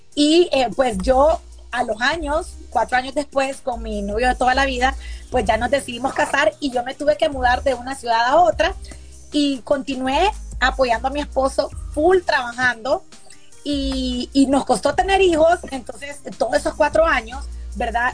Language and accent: Spanish; Honduras; soy hondureña